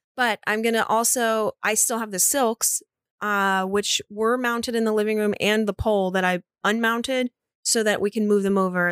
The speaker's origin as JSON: {"language": "English", "region": "Florida", "country": "United States", "said": "I'm from Florida"}